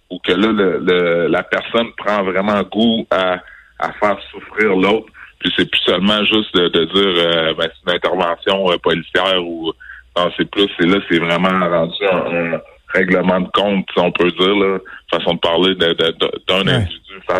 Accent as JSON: {"language": "French", "town": "Quebec City", "region": "Quebec", "country": "Canada", "tie": "born or raised there", "said": "moi je suis québécois, je suis né ici à Québec, j'ai grandi à Québec."}